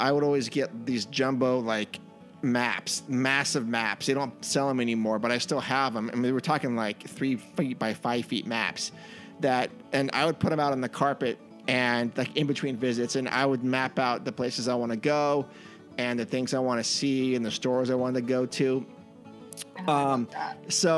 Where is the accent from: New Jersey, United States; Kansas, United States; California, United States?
California, United States; San Jose; I grew up in Northern California in the San Jose area